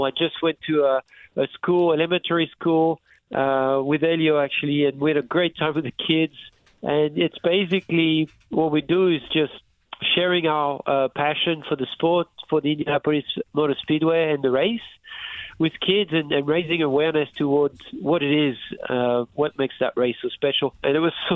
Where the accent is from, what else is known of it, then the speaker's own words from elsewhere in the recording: France; moved away; I was raised in France